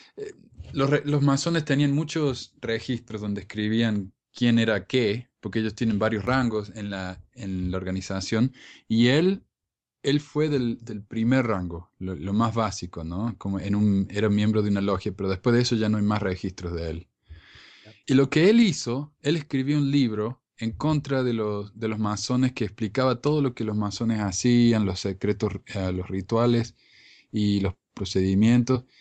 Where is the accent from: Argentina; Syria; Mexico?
Argentina; en mi país, en Argentina